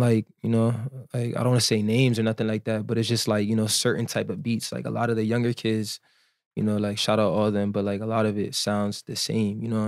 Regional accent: New Jersey, United States; moved away as an adult; now in Miami, United States; I'm from Jersey

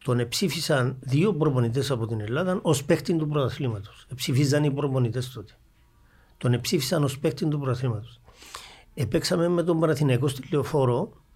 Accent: Geri, Nicosia District, Cyprus; είμαι από το Αγέρι το Γέρι είναι Αγέρι

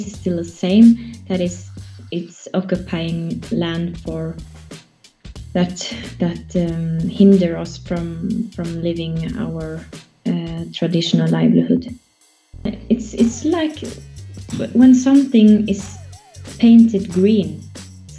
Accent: South Sami area, Norway; I am raised up in a reindeer herding district, in a reindeer herding family

